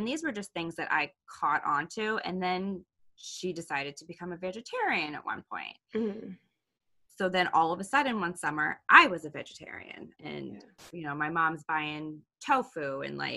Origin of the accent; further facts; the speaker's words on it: Boston, Massachusetts, United States; I am from Boston, Boston area, right? North of the city. My whole life